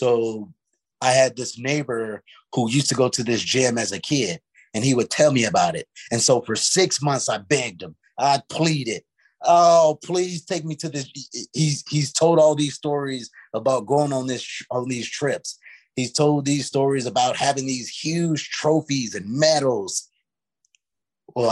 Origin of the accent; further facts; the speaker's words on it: St. Louis, Missouri, United States; the inner city where I grew up in St. Louis